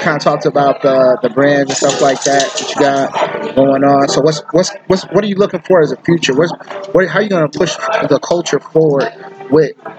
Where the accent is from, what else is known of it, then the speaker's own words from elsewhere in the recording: San Francisco, California, United States; that's the street I grew up in, Fillmore